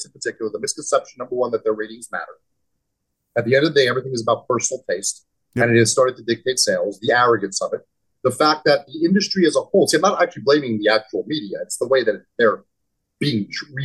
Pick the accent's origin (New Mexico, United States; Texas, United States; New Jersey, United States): New Jersey, United States; We're both from New Jersey